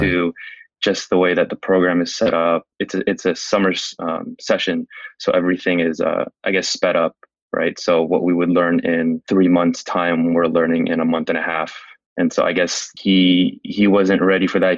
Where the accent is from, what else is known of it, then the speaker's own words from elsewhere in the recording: San Francisco, California, United States; I was born and raised in San Francisco, oh, California